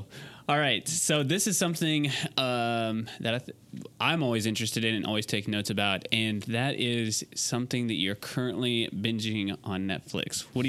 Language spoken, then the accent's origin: English; Utah, United States; I'm from Utah.